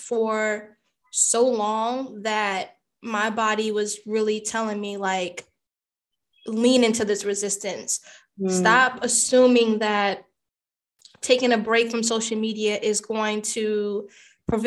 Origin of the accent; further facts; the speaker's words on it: United States; I'm American born. I am Caribbean ethnicity